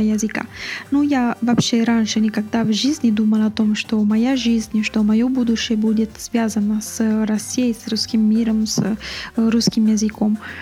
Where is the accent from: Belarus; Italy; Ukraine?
Italy; Russian is a second language; я из Италии, я итальянка, живу в Италии, но я знаю русский язык, потому что я занималась русским языком в университете